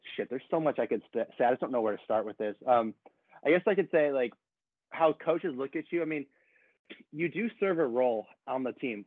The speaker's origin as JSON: {"language": "English", "town": "San Diego", "region": "California", "country": "United States", "tie": "born or raised there", "said": "growing up in San Diego is pretty cool"}